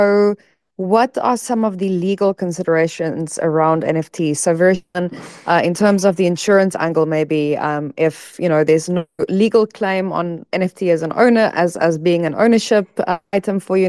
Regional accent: South Africa; moved away; I'm from South Africa as well, so I used Mixit when I was still in high school

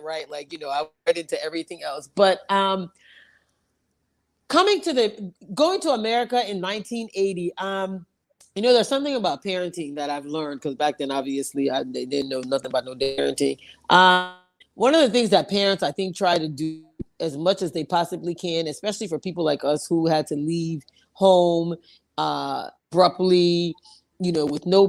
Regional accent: New York City, New York, United States; also born or lived in Liberia; I grew up in Manhattan, actually. I grew up on 65th Street between 2nd and 3rd Avenue

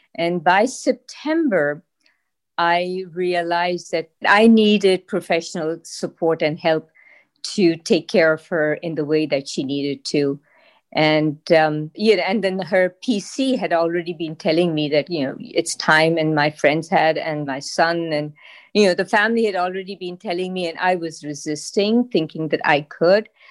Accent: Pakistan; moved away as an adult; now in Massachusetts, United States; I am from Pakistan, and I arrived to the U S in, uh, early s, nineteen seventy-seven

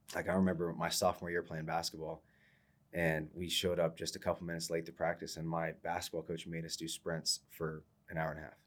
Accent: Ohio, United States; I'm from Ohio, so I was a Michigan fan

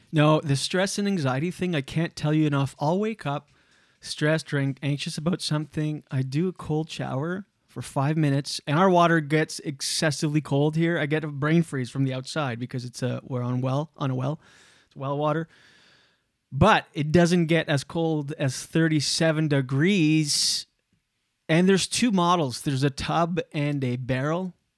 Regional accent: Canada; We're Canadian

